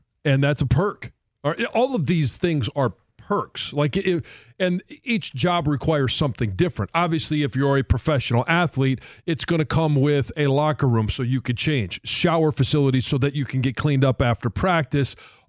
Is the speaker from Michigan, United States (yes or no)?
yes; Detroit, Michigan, United States; moved away; I'd always wanted to play for the Lions. I wanted to come home